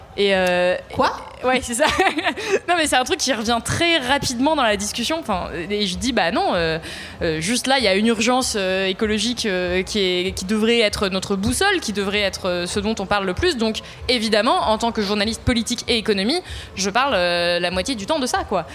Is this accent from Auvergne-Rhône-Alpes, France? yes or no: yes; Ardèche, Auvergne-Rhône-Alpes, France; moved away; J'ai pas grandi à Paris, euh, je viens pas euh, voilà, d'une famille où j'ai baigné dans le journalisme euh, très mhm. jeune. Et donc je viens d'Ardèche, d'un tout petit village